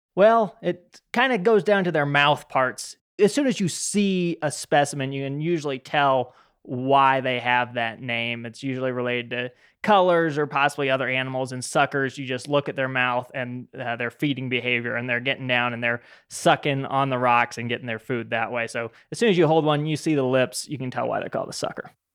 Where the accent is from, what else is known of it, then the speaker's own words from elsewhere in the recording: Utah, United States; When I was growing up in Utah